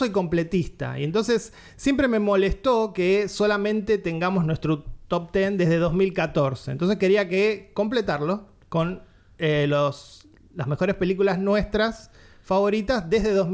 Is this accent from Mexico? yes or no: no; Argentina; Como siempre, somos argentinos